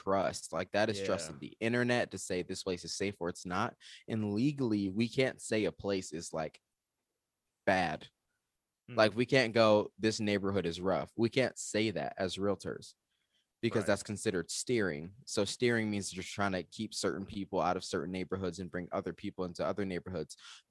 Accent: Georgia, United States; also born or lived in Michigan / Arizona; So I'm originally from Georgia, and then I lived in Michigan, and then I moved to Arizona. So I'm like this gross hybrid of the South, the Midwest, and the West.

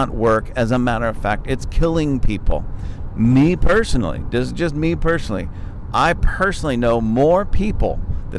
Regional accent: United States; I'm an American

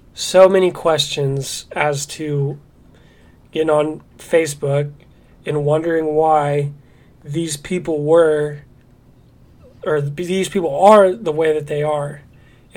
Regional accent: Indiana, United States; I'm 10 years old, and I'm from Indiana

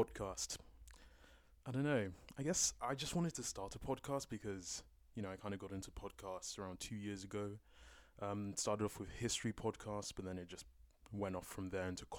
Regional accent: London, United Kingdom; I'm a Londoner, born and raised, born in East London, raised in North London

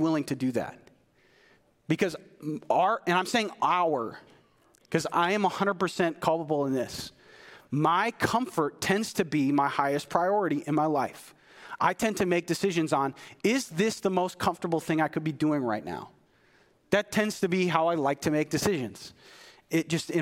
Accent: United States; as an American

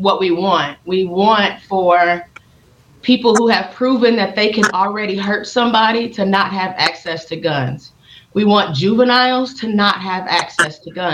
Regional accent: Kansas City, Missouri, United States; I'm born and raised in Kansas City, Missouri

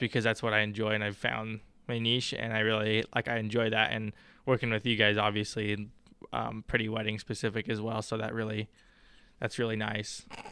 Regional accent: Wyoming, United States; now in Billings, United States; I'm from Wyoming originally

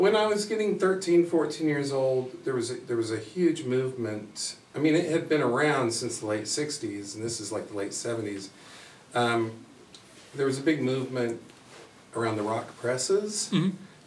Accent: Bartlesville, Oklahoma, United States; now in Kansas City, United States; Bartlesville, Oklahoma, which is just north of Tulsa

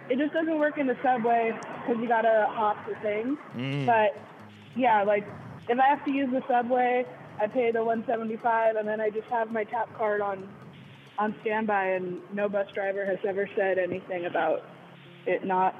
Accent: Northern California, United States; I'm from NorCal, partially.

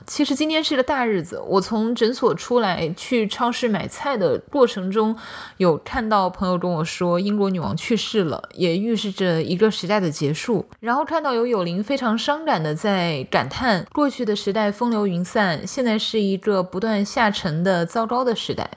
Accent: China; now in United States; 我们中国人的忍痛能力

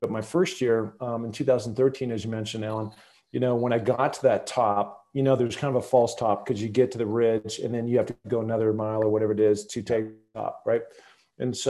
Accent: the Northwest, Pacific Northwest, United States; growing up in the Northwest, knowing all those different famous mountaineers, looking at Mount Rainier out my window every day

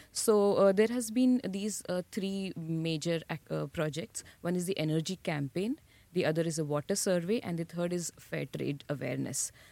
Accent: Mumbai, Maharashtra, India; moved away as an adult; now in Bradford, United Kingdom; I'm born and brought up in Mumbai

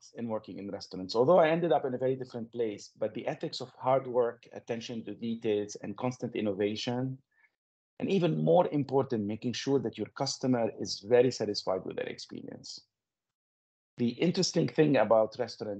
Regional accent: Lebanon; moved away as an adult; also born or lived in Montreal, Canada; as you can notice from my accent, I come from Lebanon. This is the place where I was born and where I grew up

